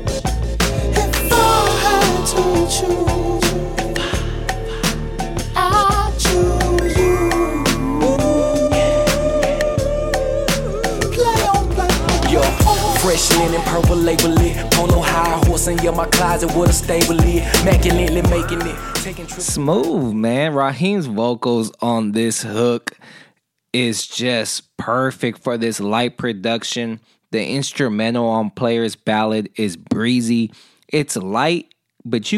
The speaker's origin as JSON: {"language": "English", "region": "California", "country": "United States", "said": "I'm from California"}